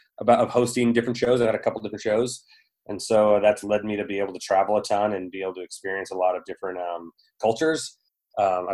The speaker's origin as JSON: {"language": "English", "region": "Southern California", "country": "United States", "tie": "born or raised there", "said": "I grew up in Southern California, pretty much a California kid"}